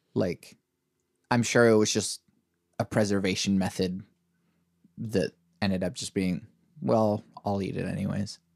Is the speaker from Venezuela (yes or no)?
yes; Venezuela; moved away; I'm from Venezuela, my family's from Venezuela